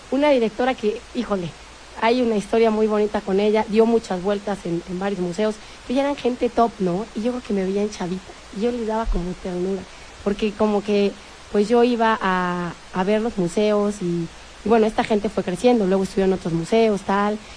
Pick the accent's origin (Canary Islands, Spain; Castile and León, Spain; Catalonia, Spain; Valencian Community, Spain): Castile and León, Spain; Salamanca; moved away as an adult; now in Madrid, Spain; Yo 20. Y entonces, este, porque me fui de Salamanca a Madrid.